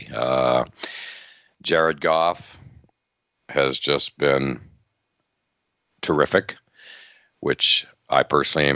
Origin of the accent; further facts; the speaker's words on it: Altoona, Pennsylvania, United States; growing up in Altoona, Pennsylvania